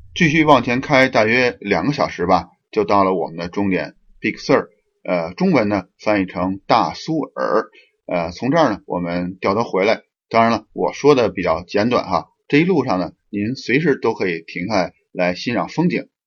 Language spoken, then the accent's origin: Chinese; Beijing, China; moved away as an adult; now in Canada; 就是咱们北京了。呃，就是我们的家乡了